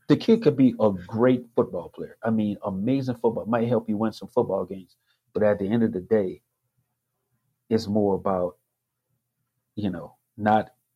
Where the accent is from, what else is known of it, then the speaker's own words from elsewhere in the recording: the South, United States; I grew up in the South